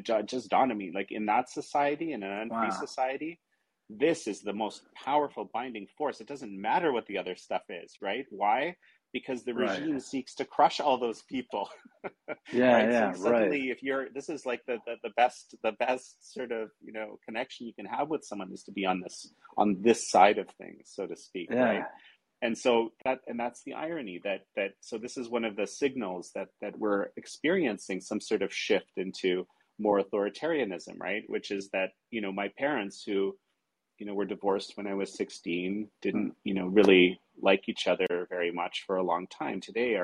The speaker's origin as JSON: {"language": "English", "town": "Toronto", "region": "Ontario", "country": "Canada", "tie": "born or raised there"}